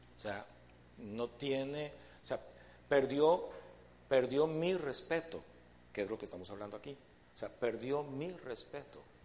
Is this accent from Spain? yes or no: no; Costa Rica; nosotros como, primeramente como, como ticos y creo que como latinos